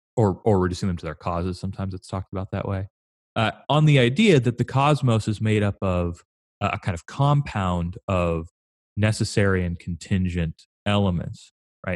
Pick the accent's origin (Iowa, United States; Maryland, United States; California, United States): California, United States; moved away as an adult; also born or lived in Chicago; growing up in California